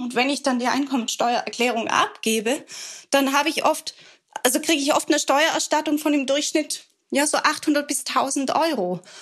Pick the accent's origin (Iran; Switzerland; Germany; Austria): Germany; Swabia; Ich bin ja als Schwäbin zur Sparsamkeit erzogen